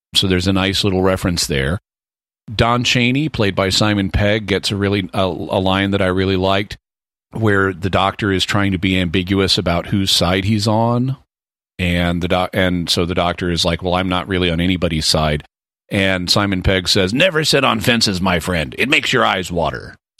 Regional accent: United States; as an American

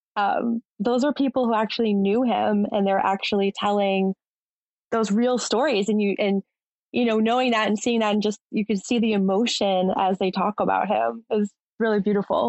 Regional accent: Massachusetts, United States; I'm from Massachusetts as well

